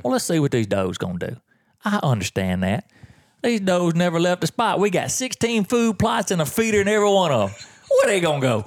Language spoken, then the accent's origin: English; the South, United States; I'm from the South